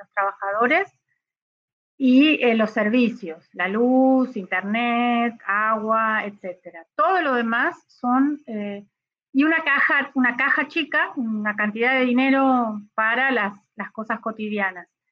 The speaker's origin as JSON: {"language": "Spanish", "country": "Argentina"}